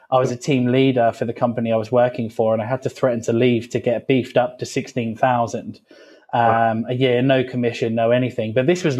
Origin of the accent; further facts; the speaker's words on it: Felixstowe, East of England, United Kingdom; I was born in Suffolk, have never left Suffolk at all. I don't travel, I don't do anything. I've was born here and have remained here